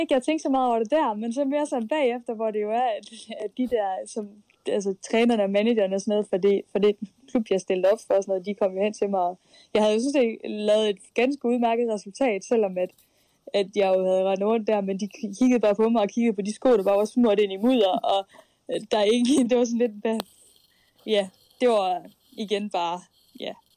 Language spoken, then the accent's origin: Danish; Skive, Central Denmark Region, Denmark; moved away; det var Skive, jeg kom fra